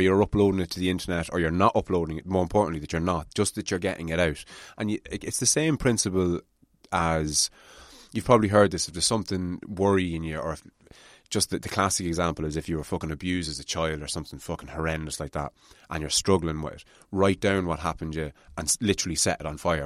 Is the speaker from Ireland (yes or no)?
yes; Ireland; as Irish people